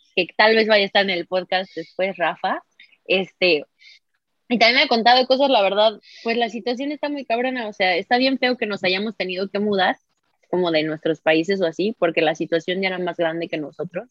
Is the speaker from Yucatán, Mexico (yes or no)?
no; San Luis Potosí, Mexico; moved away as an adult; yo me salí de San Luis en el 2016